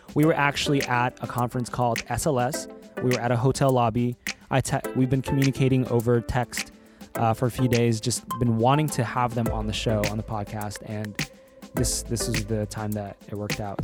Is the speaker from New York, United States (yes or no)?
no; California, United States; my background is I'm from California